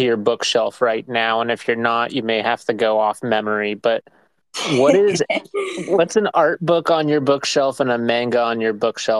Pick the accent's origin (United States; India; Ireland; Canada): United States; So as an uncultured American who does spaces